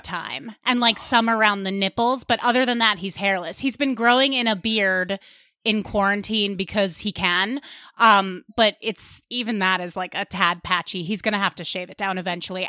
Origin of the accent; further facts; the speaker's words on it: Westchester County, New York, United States; accent: Long Island; I am from Westchester County